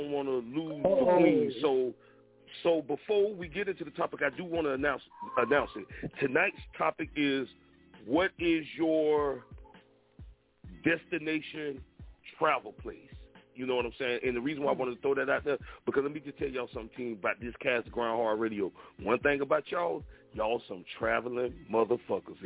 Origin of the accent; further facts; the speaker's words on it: Florida, United States; I'm born and raised in Florida.